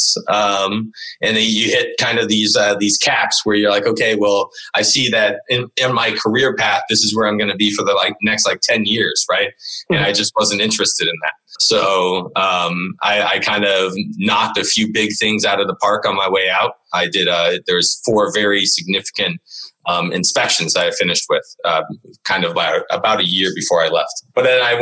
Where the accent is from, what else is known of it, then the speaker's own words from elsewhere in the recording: Northern California, United States; moved away as an adult; also born or lived in Vermont; now in Boston, United States; I grew up in Northern California, up in the sticks, in the middle of nowhere, right next to the Redwoods